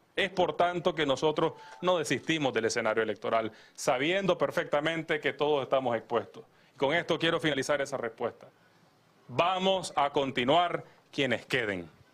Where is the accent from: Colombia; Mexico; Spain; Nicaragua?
Nicaragua; como nicaragüenses